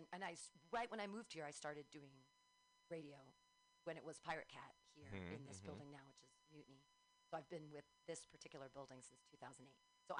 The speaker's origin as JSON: {"language": "English", "town": "Livermore", "region": "California", "country": "United States", "tie": "born or raised there", "also_born_or_lived": "San Diego / Davis / Bay Area", "said": "I grew up, I was born in Livermore, so I'm a Livermorean, 1974, quite some time ago. And I've never lived outside of California."}